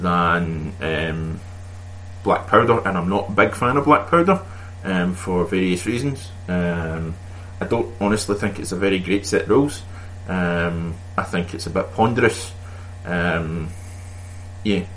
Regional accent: Scotland, United Kingdom; me being Scottish

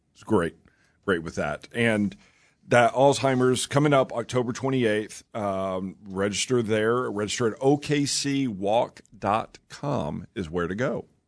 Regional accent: Oklahoma, United States; moved away as an adult; also born or lived in Raleigh, North Carolina; I grew up here in Oklahoma

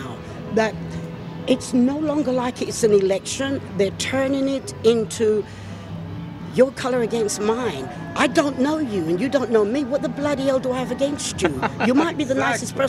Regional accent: England, United Kingdom; moved away as an adult; now in United States; I'm from England

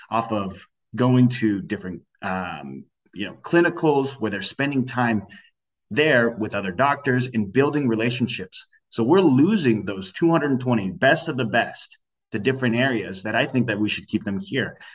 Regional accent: Sacramento, California, United States; now in Fresno, United States; I'm an individual who's an example of I came from Sacramento came here. I played football here. I graduated with three different degrees here, and I'm not going anywhere else.

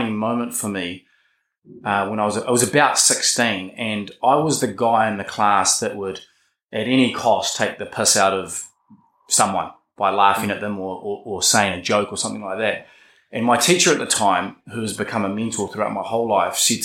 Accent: Wellington, New Zealand; grew up in Island Bay, the south coast there

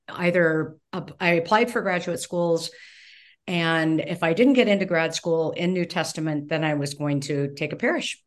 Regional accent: California, United States; moved away as an adult; also born or lived in Evanston, Illinois / Minnesota; I was born and raised in California

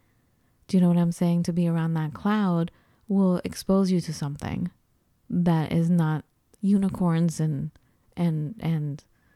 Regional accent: United States; as we hear all the time growing up in the United States

